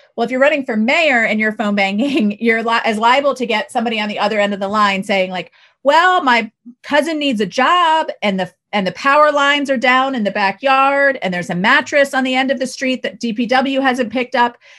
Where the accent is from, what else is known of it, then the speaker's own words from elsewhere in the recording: Baltimore County, Maryland, United States; I grew up in Baltimore County